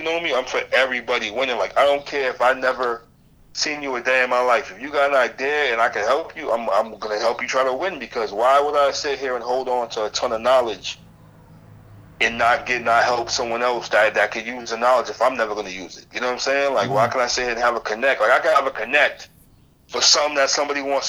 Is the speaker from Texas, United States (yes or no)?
no; Boston, Massachusetts, United States; moved away; I'm originally from Boston